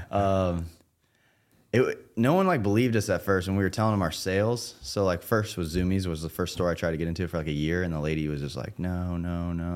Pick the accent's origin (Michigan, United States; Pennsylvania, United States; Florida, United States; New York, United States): Florida, United States; I'm from Florida